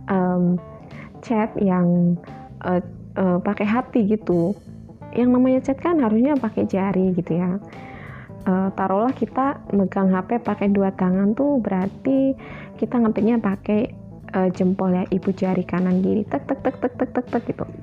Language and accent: Indonesian; Java, Indonesia; saking seringnya gitu nih aku kan dari Jawa